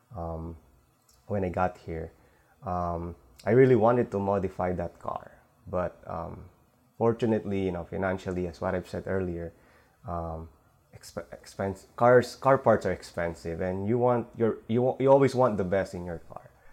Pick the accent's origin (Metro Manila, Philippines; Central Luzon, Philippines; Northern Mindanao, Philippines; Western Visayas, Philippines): Metro Manila, Philippines; Manila; now in San Francisco Bay Area, United States; originally I'm from uh, Philippines in Manila. So we moved here with my family 2007